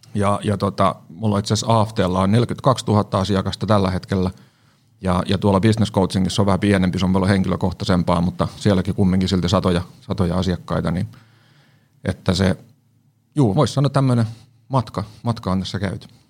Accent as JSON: {"language": "Finnish", "town": "Siikainen", "region": "Satakunta", "country": "Finland", "tie": "born or raised there", "moved": "as an adult", "lives_now": "Helsinki, Finland", "said": "mä siis Siikasista maatalosta kotosin"}